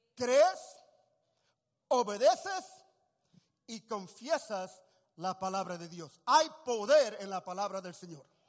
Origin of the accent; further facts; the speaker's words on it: Puerto Rico; also born or lived in Tacoma, Washington, United States; nací puertorriqueño